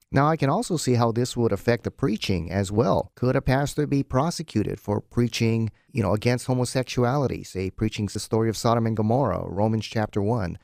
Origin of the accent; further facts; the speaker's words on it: Hawaii, United States; this show airs in Hawaii, my home state.